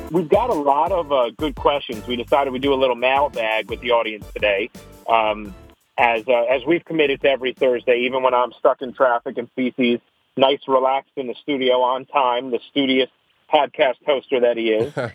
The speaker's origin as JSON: {"language": "English", "town": "New York City", "region": "New York", "country": "United States", "said": "as a New Yorker"}